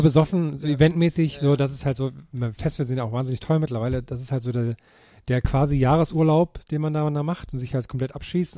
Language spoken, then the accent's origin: German; Thuringia, Germany; meiner Heimat in Thüringen